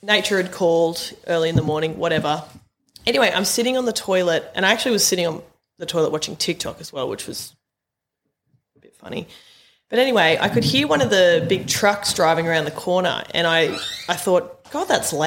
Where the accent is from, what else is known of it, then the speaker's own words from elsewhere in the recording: Maitland, New South Wales, Australia; I was born and bred in Maitland, and the Belmore Hotel where you went was my old stomping ground